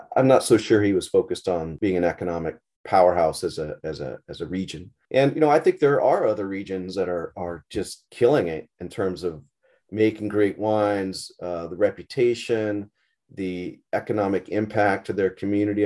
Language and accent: English; Hawaii, United States; now in Napa Valley, United States; I grew up in, in Hawaii mostly, just surfed